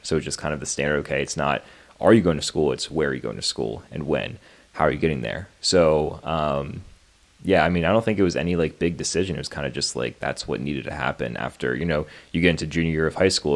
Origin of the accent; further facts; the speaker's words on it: Pennsylvania, United States; also born or lived in Maryland; I was born in Maryland, and honestly, I don't re- really remember too much about living in Maryland. Moved to Pennsylvania at a very young age. Grew up in Pennsylvania pretty much my whole life